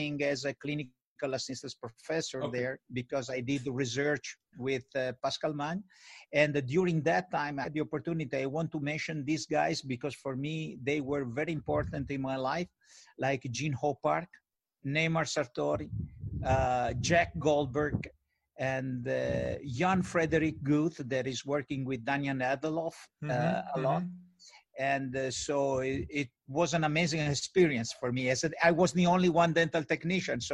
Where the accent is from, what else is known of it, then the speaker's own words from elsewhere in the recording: Italy; also born or lived in New York City, United States / Geneva, Switzerland; I was born in the United States in New York. And I lived the first part of my life there in New York City. Then my parents, they decided to move back in Italy. And I had my education here in Italy